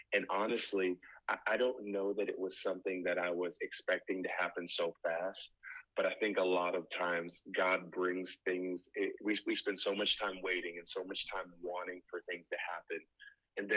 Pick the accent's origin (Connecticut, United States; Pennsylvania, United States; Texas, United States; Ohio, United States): Connecticut, United States; moved away as an adult; I'm originally from Connecticut, went to IBC, met my wife, and then I came and started working with a pastor here